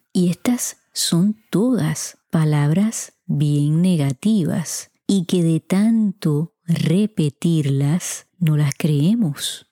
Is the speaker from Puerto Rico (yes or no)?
yes; Puerto Rico; En mi país, Puerto Rico, decimos mucho